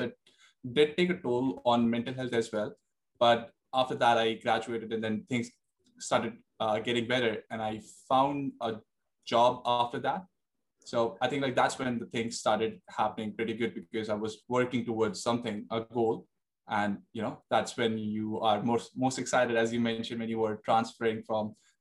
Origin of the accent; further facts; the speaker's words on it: Delhi, India; moved away as an adult; now in Sydney, Australia; I was born and raised in Delhi. That's where I've spent 20 years of my life. And at 21, I decided to come to Australia